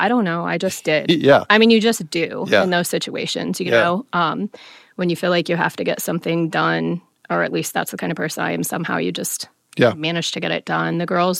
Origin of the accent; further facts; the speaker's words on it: Fort Wayne, Indiana, United States; On the northwest side, mostly.